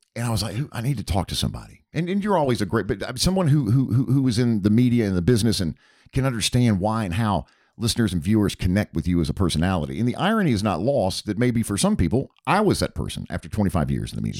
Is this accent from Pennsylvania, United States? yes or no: no; Charlotte, North Carolina, United States; now in Atlanta, United States; Charlotte where I grew up